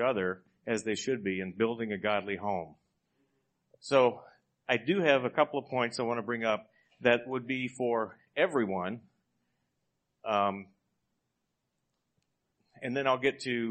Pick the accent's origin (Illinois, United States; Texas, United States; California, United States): Texas, United States; moved away; also born or lived in Iowa; I was born and raised in Texas, went to Iowa